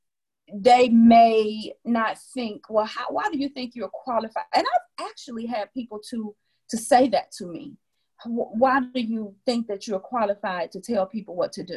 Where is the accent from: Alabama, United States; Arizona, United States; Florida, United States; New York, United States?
Alabama, United States; Wilcox County; moved away; I'm from Wilcox County, Alabama